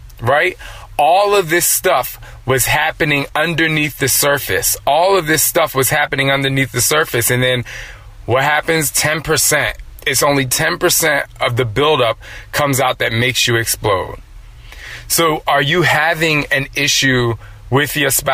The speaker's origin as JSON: {"language": "English", "region": "New Jersey", "country": "United States", "said": "I'm from Jersey, and so we had Strowman's and Wonder Bread"}